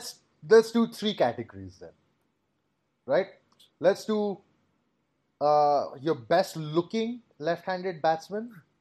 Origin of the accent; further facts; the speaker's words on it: India; we're Indian.